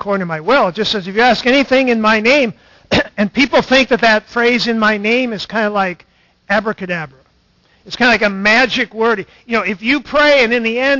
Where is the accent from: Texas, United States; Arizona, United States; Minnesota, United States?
Minnesota, United States; Stanchfield; In my church started in the 1860s, Stanchfield, Minnesota